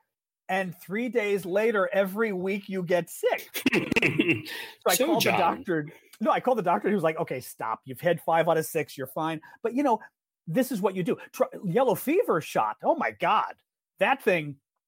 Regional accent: Midwest, United States; Kamala, I'm a Midwesterner. I can't do this.

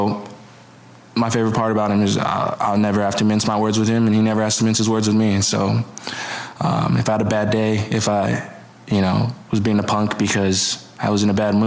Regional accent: Hawaii, United States; moved away; Growing up in Hawaii

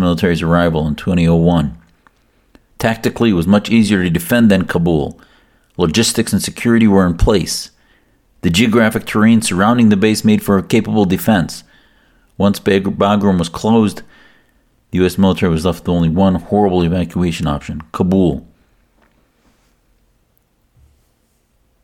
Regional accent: United States; as an American Muslim

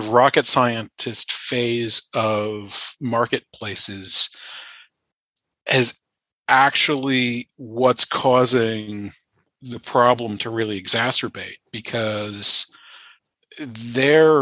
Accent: Charlottesville, Virginia, United States; I started at UVA while I was still in high school because it's my hometown

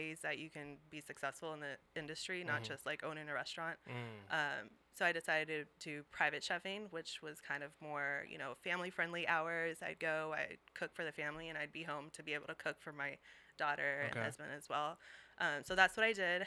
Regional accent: Seattle, Washington, United States; also born or lived in Brazil; I came to Seattle when I was 6

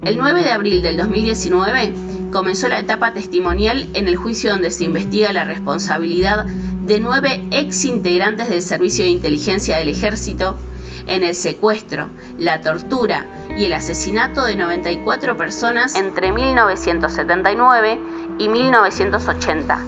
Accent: Buenos Aires, Argentina; yo soy de la Villa 31

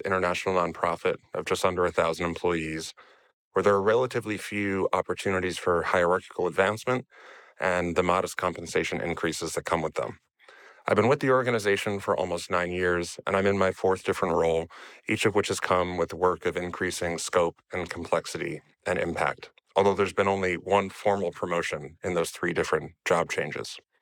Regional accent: United States; now in Amsterdam, Netherlands; I'm an American expat currently living in Amsterdam and the Netherlands

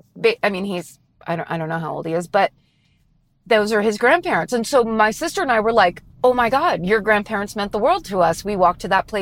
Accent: Petaluma, California, United States; a dairy ranch in my hometown of Petaluma, the Gambinini Ranch

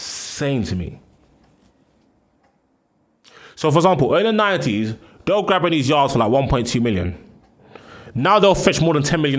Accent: London, United Kingdom; I'm from Northwest London

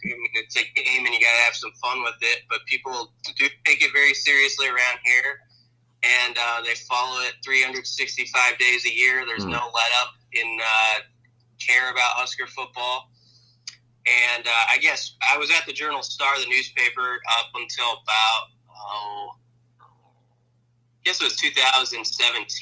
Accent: Omaha, Nebraska, United States; I'm a Nebraska boy. I grew up in Omaha

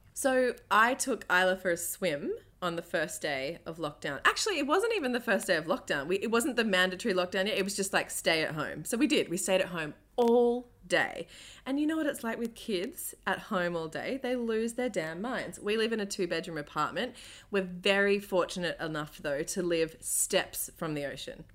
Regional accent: Australia; I'm an Aussie

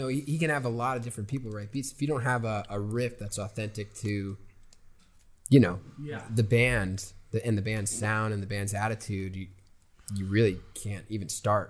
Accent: New York City, New York, United States; moved away as an adult; now in Los Angeles, United States; growing up in New York City's awesome.

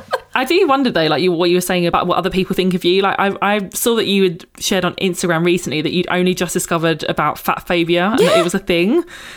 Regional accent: United Kingdom; as British people as well.

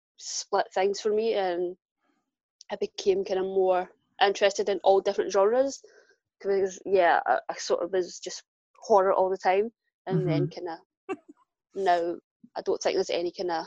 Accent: Glasgow, Scotland, United Kingdom; accent: Glaswegian; Born and raised in Glasgow

